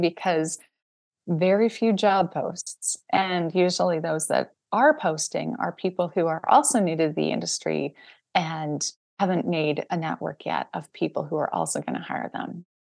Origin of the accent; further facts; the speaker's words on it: Saskatchewan, Canada; moved away; also born or lived in Toronto; I grew up in Saskatchewan, which is in the middle of Canada